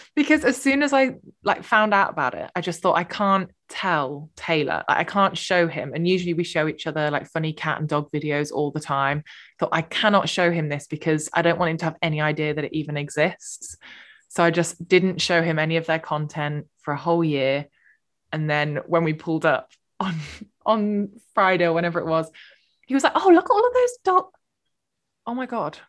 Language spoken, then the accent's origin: English; United Kingdom; we're so British